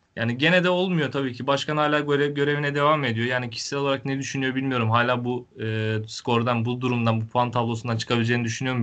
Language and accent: Turkish; Denizli, Turkey; Ben Denizli'de doğmuşum, Denizli'de büyümüşüm